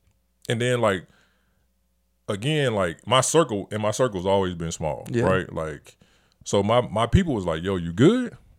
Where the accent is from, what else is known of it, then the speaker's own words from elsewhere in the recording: Montgomery, Alabama, United States; and I love my hometown. I love Montgomery, Alabama.